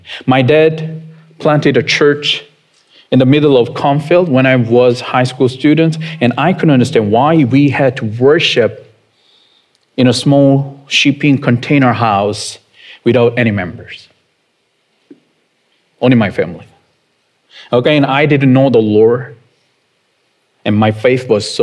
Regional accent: South Korea; moved away; I was born and raised in South Korea

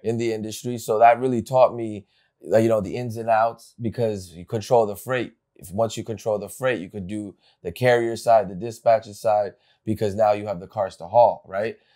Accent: Bergen County, New Jersey, United States; I grew up in New Jersey. I went, uh, in Bergen County, right here

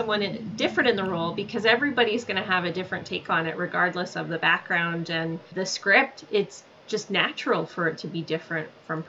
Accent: Alberta, Canada; moved away; I'm from Alberta originally

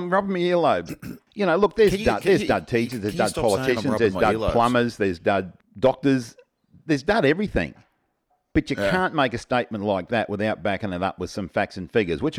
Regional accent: Australia; accent: Australian; She said that her son was struggling to understand me at times due to my heavy Australian accent.

